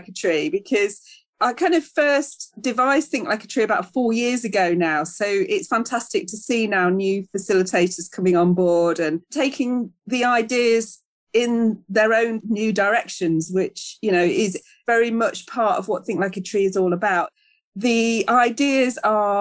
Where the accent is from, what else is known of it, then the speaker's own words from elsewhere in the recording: Charnwood Forest, East Midlands, United Kingdom; now in South Derbyshire, United Kingdom; I grew up in Charnwood Forest and now live in the National Forest in South Derbyshire.